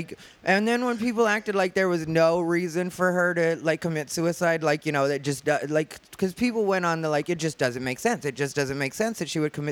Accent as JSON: {"language": "English", "region": "Arizona", "country": "United States", "said": "From Arizona"}